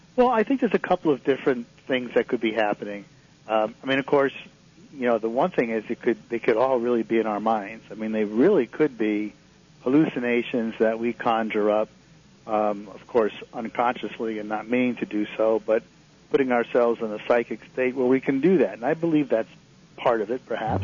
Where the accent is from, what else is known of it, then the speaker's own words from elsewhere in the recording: Connecticut, United States; moved away; I grew up in Connecticut